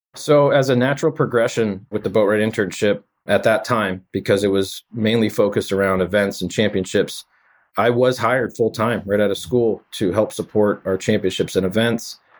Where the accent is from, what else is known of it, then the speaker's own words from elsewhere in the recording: Framingham, Massachusetts, United States; growing up in the Framingham area